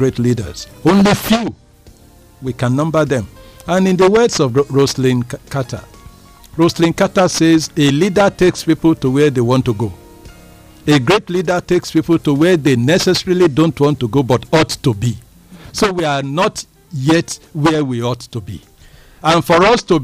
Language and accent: English; Nigeria; I'm happy that I'm a Nigerian, and I'm proud to be a Nigerian, and I'm very proud of my country, Nigeria.